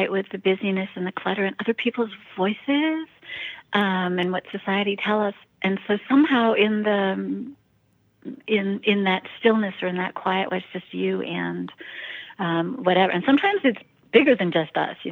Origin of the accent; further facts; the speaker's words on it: San Francisco, California, United States; I was raised in San Francisco